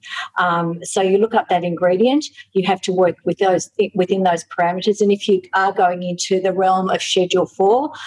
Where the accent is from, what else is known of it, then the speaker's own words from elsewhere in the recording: Australia; I, as an Australian, I can really understand the needs of Aussies